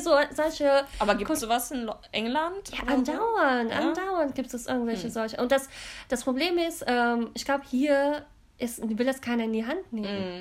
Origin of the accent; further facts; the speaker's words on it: Cologne, North Rhine-Westphalia, Germany; also born or lived in London; ich bin ja hier in Deutschland geboren und auch hier in der Gegend in Köln